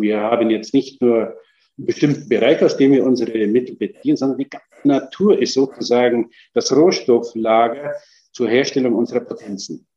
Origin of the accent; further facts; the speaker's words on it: Germany; bei uns in Deutschland